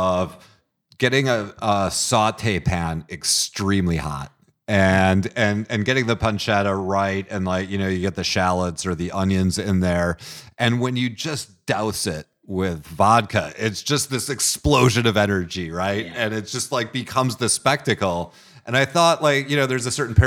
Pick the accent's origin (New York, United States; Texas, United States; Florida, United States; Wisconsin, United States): Wisconsin, United States; Milwaukee; moved away; I'm from Milwaukee.